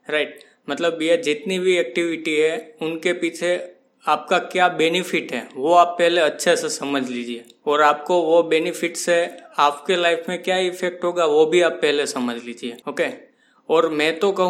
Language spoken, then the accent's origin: Hindi; Mumbai, Maharashtra, India; मैं मुंबई से हूँ